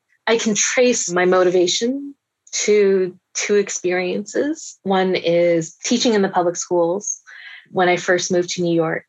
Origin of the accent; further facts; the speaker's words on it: Taiwan; born there; And I was born in Taiwan. I was a US citizen, but I said Taiwan because I thought I have to answer honestly.